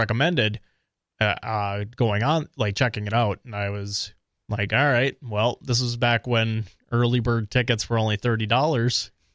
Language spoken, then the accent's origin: English; Eau Claire, Wisconsin, United States; also born or lived in Minnesota; now in New Hampshire, United States; I'm from Eau Claire